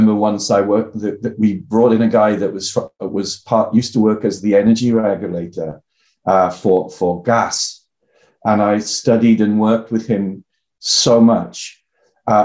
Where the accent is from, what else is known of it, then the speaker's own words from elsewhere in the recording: the Valleys, South Wales, United Kingdom; accent: Welsh; I'm from the Valleys in South Wales.